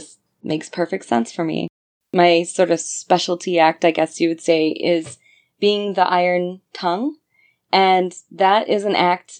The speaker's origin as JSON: {"language": "English", "town": "Brockton", "region": "Massachusetts", "country": "United States", "tie": "born or raised there", "also_born_or_lived": "Boston, Massachusetts", "moved": "as an adult", "lives_now": "New York, United States", "said": "I grew up in Brockton, Massachusetts, which is a little bit south of Boston"}